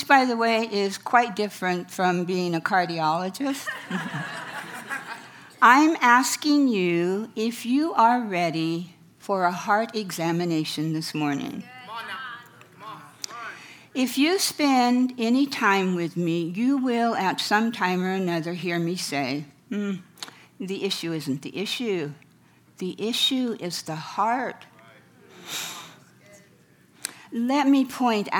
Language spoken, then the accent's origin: English; Farmington, New Mexico, United States; Growing up in Farmington, New Mexico in the 1940s